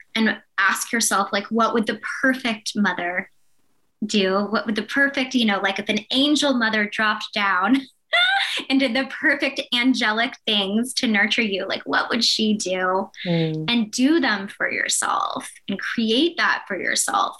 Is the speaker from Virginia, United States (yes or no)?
yes; Blacksburg, Virginia, United States; my hometown, Blacksburg, Virginia.